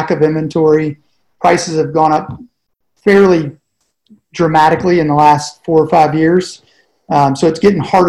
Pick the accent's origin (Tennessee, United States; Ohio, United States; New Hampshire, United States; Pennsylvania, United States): Tennessee, United States; Nashville; I'm originally from Nashville, Tennessee